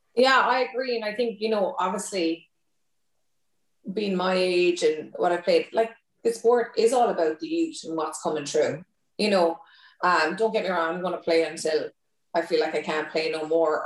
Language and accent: English; Thurles, Munster, Ireland; moved away; also born or lived in Cork; I'm originally from Tip